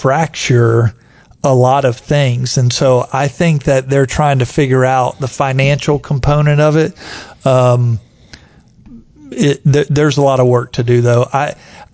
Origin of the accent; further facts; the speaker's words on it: Lakeland, Florida, United States; moved away; Lakeland, Florida, mm-hmm. my hometown.